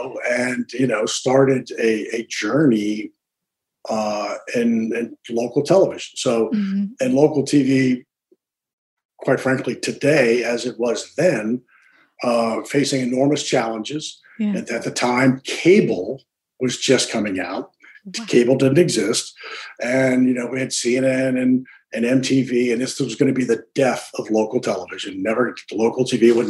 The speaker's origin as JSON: {"language": "English", "town": "Manassas", "region": "Virginia", "country": "United States", "tie": "born or raised there", "also_born_or_lived": "Harrisonburg, Virginia / Charlottesville, Virginia / Lawton, Oklahoma", "moved": "as an adult", "said": "I grew up in Manassas, Virginia"}